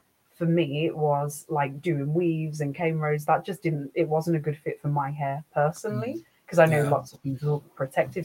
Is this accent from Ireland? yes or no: no; England, United Kingdom; I was born in England, but I'm of Caribbean